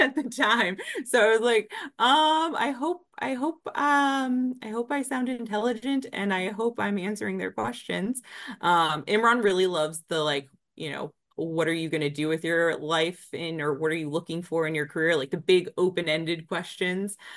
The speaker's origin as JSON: {"language": "English", "town": "Springfield", "region": "Virginia", "country": "United States", "tie": "born or raised there", "said": "So I grew up in Springfield, Virginia"}